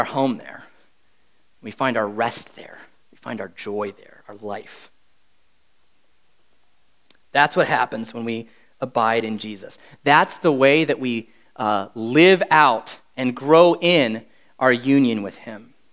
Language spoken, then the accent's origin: English; Wisconsin, United States; moved away as an adult; now in Jacksonville, United States; I'm from Wisconsin